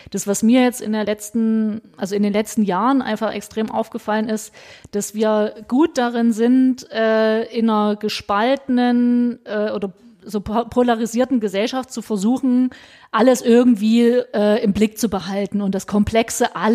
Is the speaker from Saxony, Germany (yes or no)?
yes; Meissen, Saxony, Germany; Ich komme aus Meißen, betreue Dresden mit und äh, Sächsische Schweiz und so weiter.